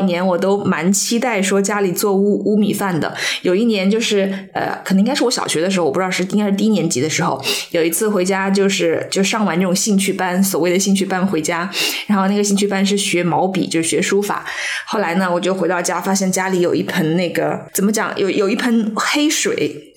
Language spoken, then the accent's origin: Chinese; Zhejiang, China; 我虽然也作为浙江人，但是我从来没有听过马子